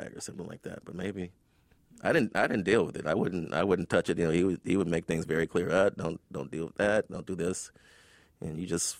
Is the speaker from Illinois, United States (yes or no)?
yes; Chicago, Illinois, United States; As a poor black kid growing up in Chicago, I mean, you're just very observant.